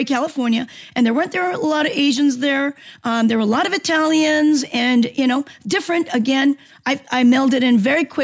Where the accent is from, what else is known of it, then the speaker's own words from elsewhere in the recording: Seoul, South Korea; moved away; also born or lived in Los Angeles, United States; I grew up in Korea, and I've, being in Korean descent, you know, born in Korea, but I went to the military school. I lived in Seoul